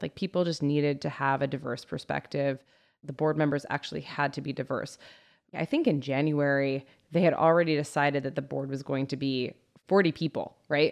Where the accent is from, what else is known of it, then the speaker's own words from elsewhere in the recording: United States; I'm an American